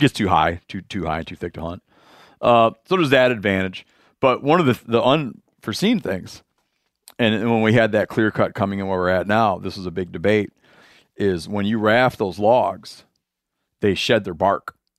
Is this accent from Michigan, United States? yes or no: yes; Michigan, United States; I'm from Michigan